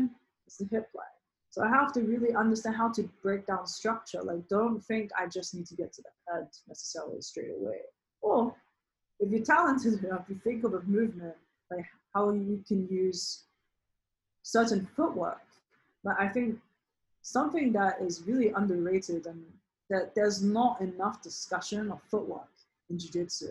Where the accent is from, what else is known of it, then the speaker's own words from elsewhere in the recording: United Kingdom; now in New York, United States; I'm British by birth